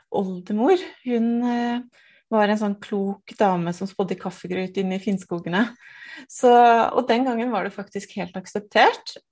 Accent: Nittedal, Akershus, Norway; jeg er fra Nittedal. Eh, to mil utenfor Oslo.

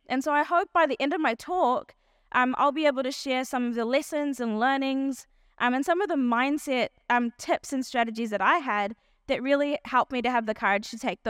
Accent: South Africa; born there; I was born in South Africa to South African Indian parents. And my parents both grew up in South Africa during the apartheid era.

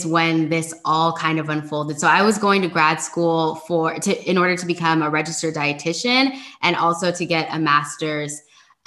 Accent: California, United States; I'm from California

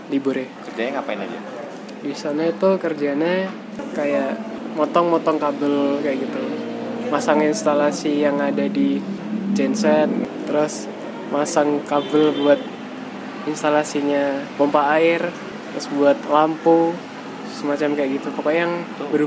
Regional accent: Ngawi, East Java, Indonesia; saya tempat lahirnya di Ngawi, Kota Ngawi, Kabupaten Ngawi.

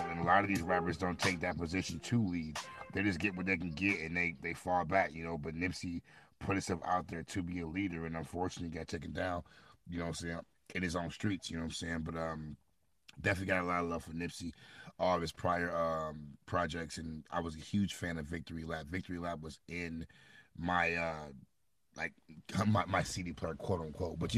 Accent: Midwest, United States; because I'm I'm from the Midwest. He was not getting hyphy in the Midwest, you know.

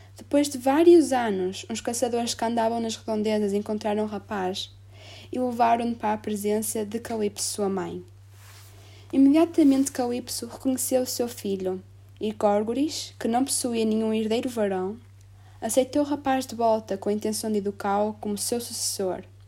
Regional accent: Penafiel, Porto District, Portugal; sou de Penafiel, Porto, Portugal

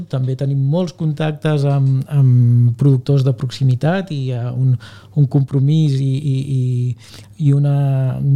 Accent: Abrera, Catalonia, Spain; O sigui, jo soc mm, net, bueno, o, o net, net, fill eh, i germà de pagesos. Eh? Uh, som d'Abrera.

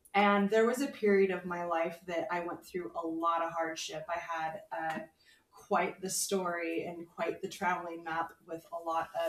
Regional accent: Fullerton, California, United States; moved away as an adult; also born or lived in Anaheim, California; now in Phoenix, United States; I grew up in Southern California. I was born in Anaheim and raised in Fullerton

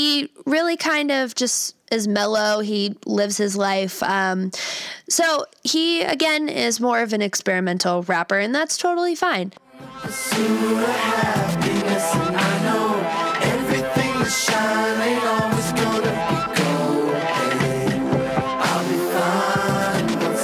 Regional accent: Cleveland, Ohio, United States; moved away; I love my hometown, and if we had a better economy, I'd probably move home

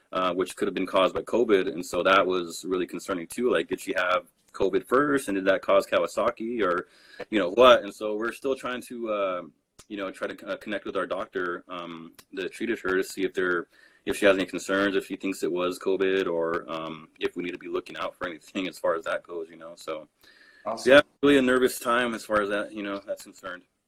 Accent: Rocky Ford, Colorado, United States; I grew up in Rocky Ford, Colorado

